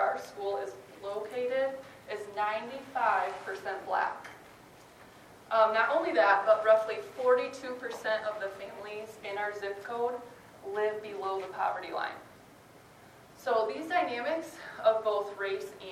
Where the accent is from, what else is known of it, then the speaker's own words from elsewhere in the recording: Grand Rapids, Michigan, United States; moved away as an adult; also born or lived in Sioux Center, Iowa / Guatemala / Chicago suburbs, Illinois; now in Milwaukee, United States; I'm originally from Grand Rapids, Michigan